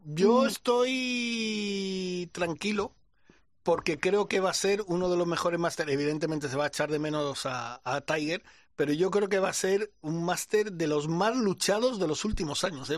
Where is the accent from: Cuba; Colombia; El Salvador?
Cuba; now in Spain; En mi tierra, en Cuba